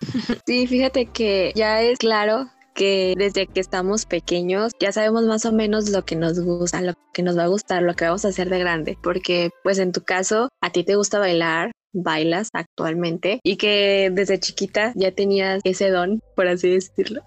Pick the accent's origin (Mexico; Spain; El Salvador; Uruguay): Mexico; Guadalajara, Jalisco; Aquí en Guadalajara Estamos acostumbrados